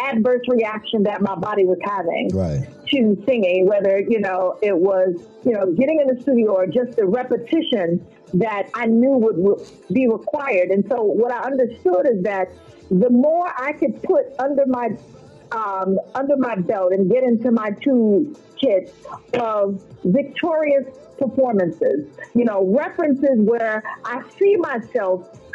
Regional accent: Chicago, Illinois, United States; also born or lived in Florida; growing up in Chicago

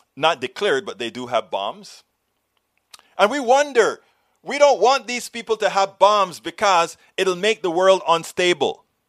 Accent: United States; I'm an American. I'm a proud American

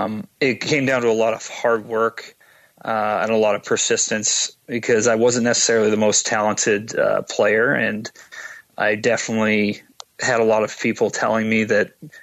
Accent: Edmonton, Alberta, Canada; My parents were both born and raised in Edmonton. And so I grew up watching the Oilers

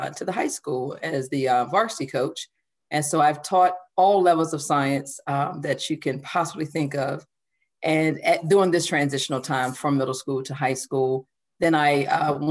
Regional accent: Virginia, United States; also born or lived in Seaford, Delaware; we moved to Virginia, attended high school

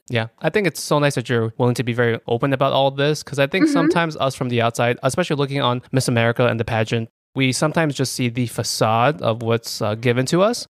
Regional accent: New York, United States; we're ignorant New Yorkers

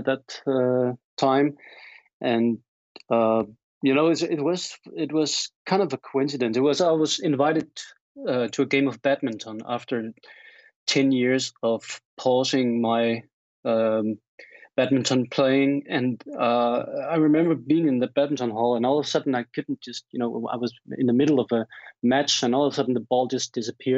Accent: Denmark; I'm from Denmark, Scandinavia

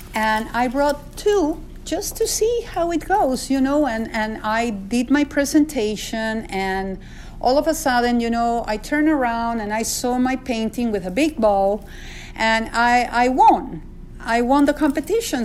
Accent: Peru; now in United States; I was born in Peru.

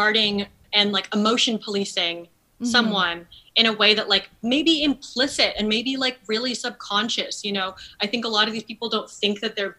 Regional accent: New Haven, Connecticut, United States; I didn't have a very Asian filled community growing up in New Haven

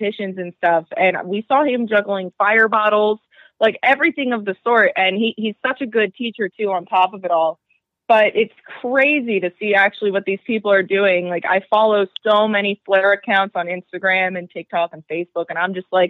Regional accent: central New Jersey, United States; I freaking grew up in central New Jersey

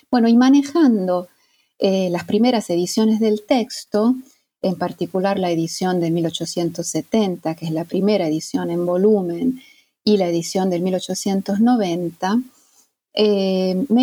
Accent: Italy; Spanish is a second language; bueno, yo soy mm, italiana

